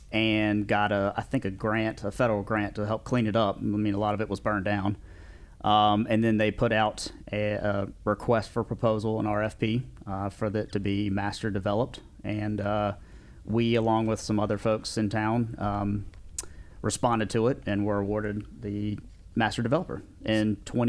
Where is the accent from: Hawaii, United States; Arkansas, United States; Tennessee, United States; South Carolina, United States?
South Carolina, United States; Rock Hill; moved away as an adult; also born or lived in Charleston, South Carolina; I was born and raised in Rock Hill, went to Clemson University, graduated there in 2004, lived in Charleston for 11 years after that, did commercial real estate in Charleston, and then moved back here, joined the family business in 2014.